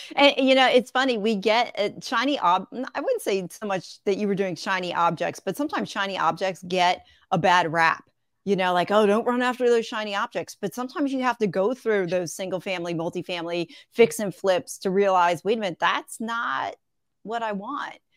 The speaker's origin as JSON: {"language": "English", "town": "Levittown", "region": "Pennsylvania", "country": "United States", "tie": "born or raised there", "also_born_or_lived": "West Chester, Pennsylvania / Fairless Hills, Pennsylvania", "moved": "as an adult", "lives_now": "Greenville, United States", "said": "right now I'm in South Carolina, but I grew up in Pennsylvania"}